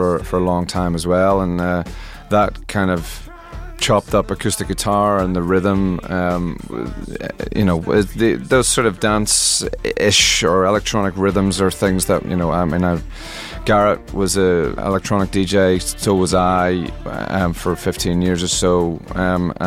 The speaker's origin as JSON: {"language": "English", "region": "Northern Ireland", "country": "United Kingdom", "tie": "born or raised there", "said": "I grew up in Northern Ireland"}